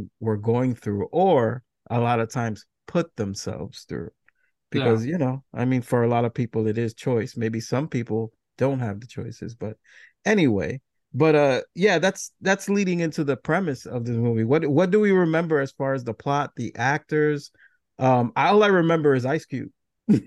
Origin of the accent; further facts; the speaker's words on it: New York, United States; growing up in New York